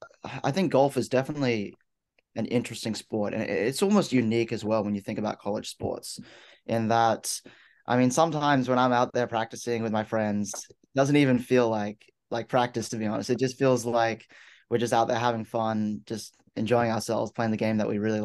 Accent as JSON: {"language": "English", "town": "Sydney", "region": "New South Wales", "country": "Australia", "moved": "as an adult", "lives_now": "Galesburg, United States", "said": "originally from Sydney, Australia."}